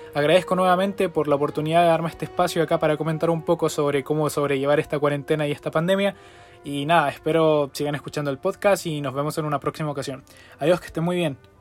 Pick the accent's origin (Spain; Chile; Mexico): Chile; en mi país, Chile